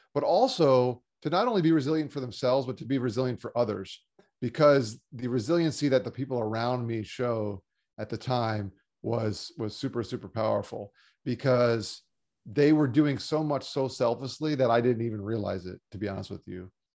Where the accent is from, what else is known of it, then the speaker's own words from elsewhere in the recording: South Florida, United States; also born or lived in Long Island, New York; Grew up down here in South Florida playing sports and going to school